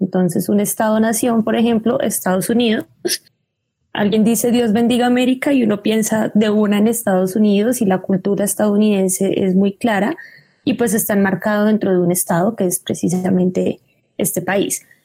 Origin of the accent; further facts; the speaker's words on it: Colombia; un estado como el colombiano, me remito otra vez a, nosotros